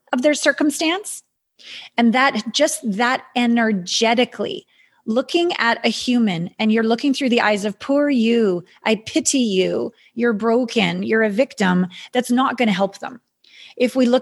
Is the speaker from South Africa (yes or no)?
no; Canada; I'm a Canadian